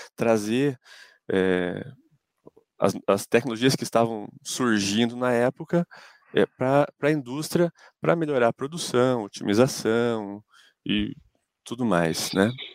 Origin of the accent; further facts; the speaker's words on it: Ponta Grossa, Paraná, Brazil; eu sou de Ponta Grossa